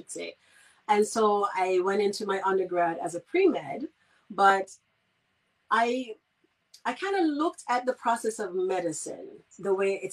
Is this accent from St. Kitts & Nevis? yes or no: yes; Saint Kitts, St. Kitts & Nevis; moved away as an adult; I'm from St. Kitts originally, the Federation of St. Kitts and Nevis. I'm not forgetting my Nevisians. And I grew up on the island, and I left at the time when I needed to go to college.